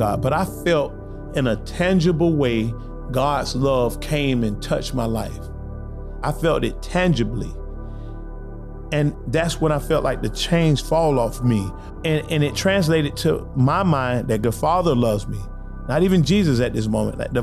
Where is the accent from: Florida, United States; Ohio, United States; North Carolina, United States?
Florida, United States; Lake Alfred; also born or lived in Eustis, Florida / Winter Haven, Florida; my hometown of Lake Alfred